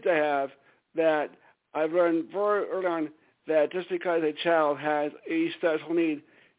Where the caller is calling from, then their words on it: Stamford, Connecticut, United States; …, Stamford, Connecticut.